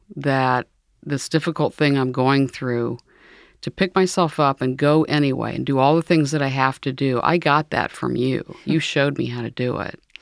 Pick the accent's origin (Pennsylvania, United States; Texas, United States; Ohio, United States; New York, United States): Ohio, United States; New Carlisle; I grew up uh, near Dayton, Ohio